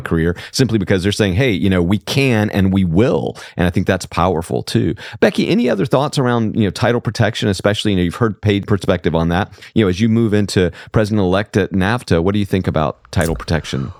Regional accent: rural Southwest Georgia, United States; I grew up in rural Southwest Georgia

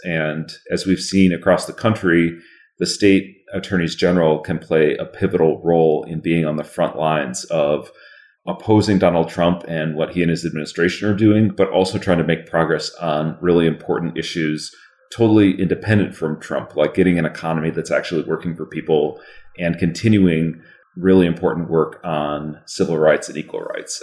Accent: Northfield, Minnesota, United States; also born or lived in Florida; I went to my hometown school or one of my hometown schools to St. Olaf College

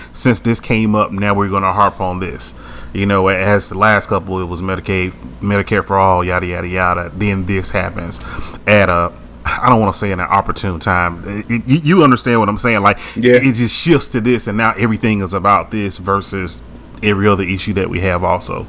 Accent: the South, United States; we're from the South where just about everybody has a gun

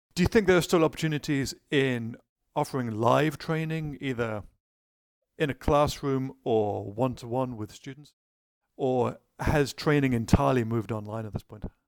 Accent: United Kingdom; being British myself

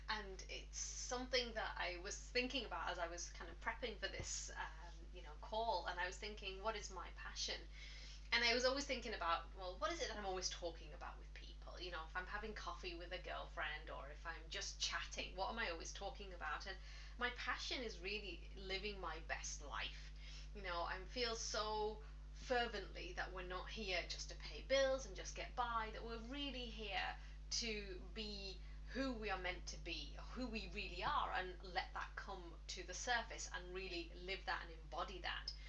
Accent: England, United Kingdom; now in Ireland; well, I'm English, uh, but I've lived in Ireland for the last 16 years now.

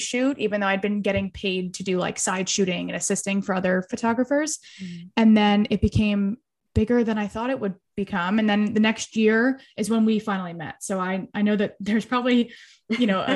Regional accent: Philadelphia, Pennsylvania, United States; I'm from Philly

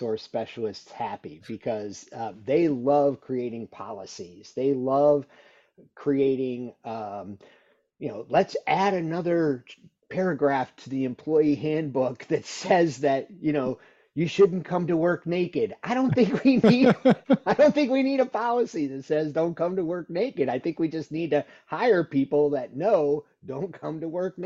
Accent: Illinois, United States; moved away; I grew up in Illinois.

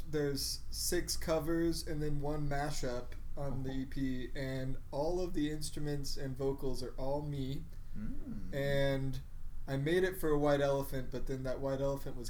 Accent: Granbury, Texas, United States; Man, I'm from Granbury, Texas. It's a small town.

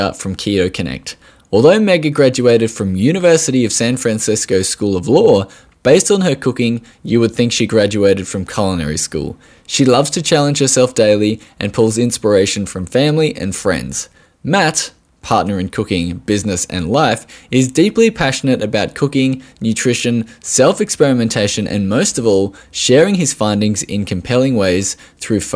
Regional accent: Australia

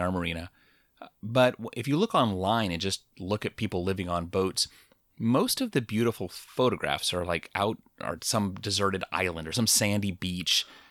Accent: Lacey, Washington, United States; growing up in Lacey

